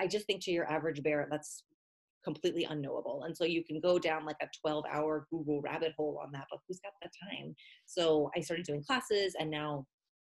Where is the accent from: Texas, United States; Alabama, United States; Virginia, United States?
Texas, United States; moved away as an adult; I'm from Texas